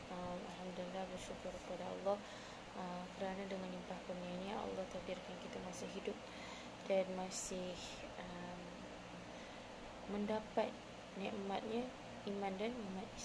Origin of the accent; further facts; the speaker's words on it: Kuching, Sarawak, Malaysia; now in Peninsular Malaysia, Malaysia; alhamdulillah saya orang Malaysia orang uh, Malaysia ha oh, macam gitulah orang Malaysia uh, tinggal dekat mana asal dekat mana tinggal dan asal originally dekat Sarawak Kuching to be exact. Dan uh, I'm really proud to be a Sarawakian.